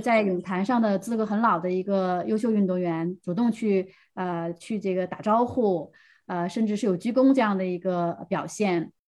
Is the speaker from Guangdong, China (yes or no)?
no; Heilongjiang, China; 我是来自黑龙江